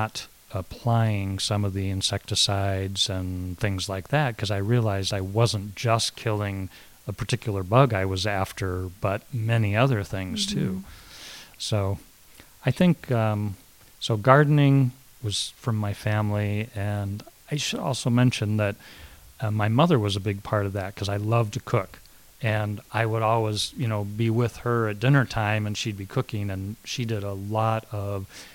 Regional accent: Northern California, United States; I was raised in California

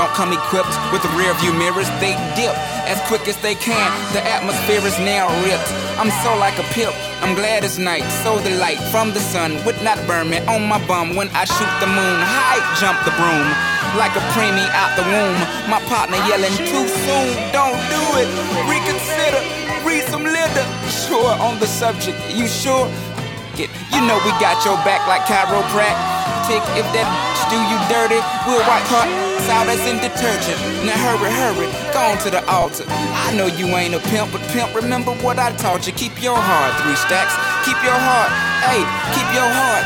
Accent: Florida, United States; I was raised in Florida

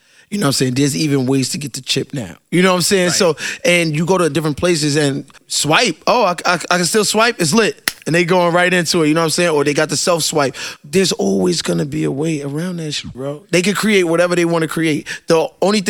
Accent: New York City, New York, United States; growing up in Brooklyn, I'm around scammers. I'm around drug dealers. I grew up with these people

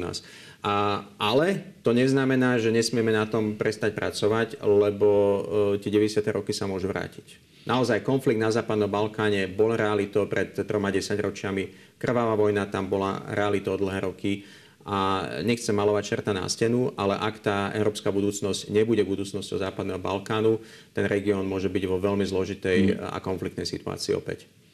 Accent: Slovakia; pracujeme a sme zo Slovenska, z regiónu

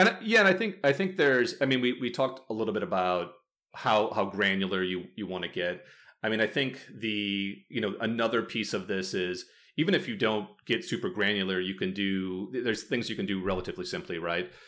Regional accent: Midwest, United States; now in California, United States; I'm from the Midwest originally, uh, and I live in California now

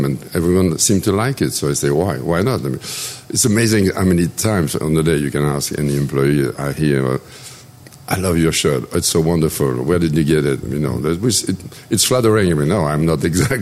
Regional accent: Wallonia, Belgium; first language French; English is a second language; now in Santa Rosa Beach, United States; Born in Belgium, yeah. I'm French-speaking from Belgium

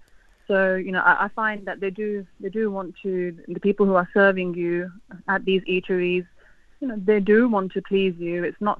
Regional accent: Pakistan; But being Pakistani myself, obviously my affinity is more towards my own food

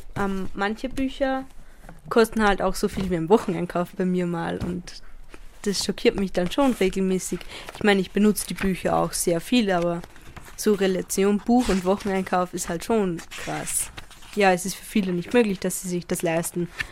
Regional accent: Upper Austria, Austria; moved away as an adult; now in Vienna, Austria; ich komme halt vom Land aus Oberösterreich

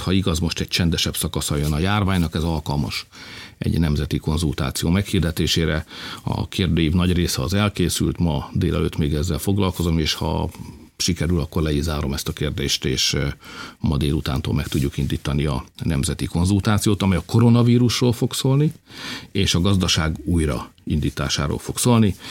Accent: Felcsút, Fejér, Hungary; also born or lived in Alcsút; mi mindannyian ott felcsúton, meg alcsúton úgy gondoltuk, hogy mi egy nagy nemzethez tartozunk

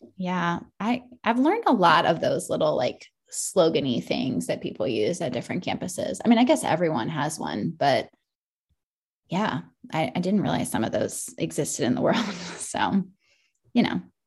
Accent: Maryland, United States; now in South Carolina, United States; I grew up in Maryland

